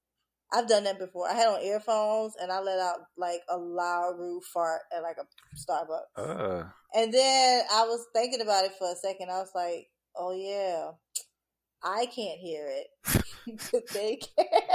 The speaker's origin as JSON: {"language": "English", "region": "Louisiana", "country": "United States", "tie": "born or raised there", "said": "In Louisiana. Aliens? Well, the part I'm from."}